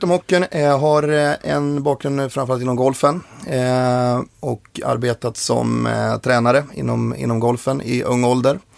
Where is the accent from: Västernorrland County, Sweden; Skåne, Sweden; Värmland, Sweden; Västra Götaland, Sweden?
Västernorrland County, Sweden; Njurunda; jag blir 30 år eh, i sommar. Yes. Yes, uppväxt? I Njurunda som ligger två mil utanför eh, Sundsvall, söder om Sundsvall.